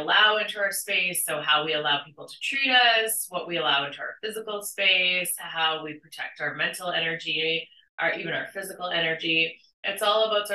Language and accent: English; Saskatchewan, Canada; now in British Columbia, Canada; I'm from Saskatchewan originally and now live in BC